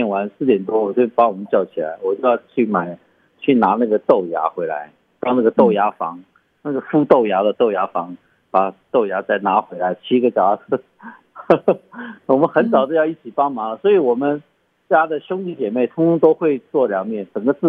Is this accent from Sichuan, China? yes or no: yes; Sichuan, China; now in Taitung, Taiwan; 我们四川人叫做熟油辣椒，就是辣椒粉，然后加上花椒粉等等